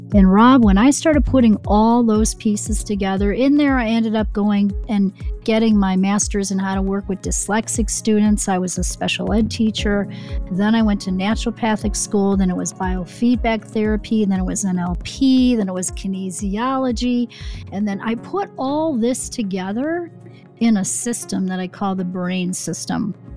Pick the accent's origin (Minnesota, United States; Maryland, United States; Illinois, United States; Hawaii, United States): Illinois, United States; Chicago; I grew up in the Chicago area